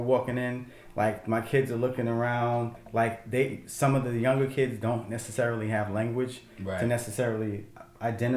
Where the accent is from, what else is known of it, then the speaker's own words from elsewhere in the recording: United States; I'm from America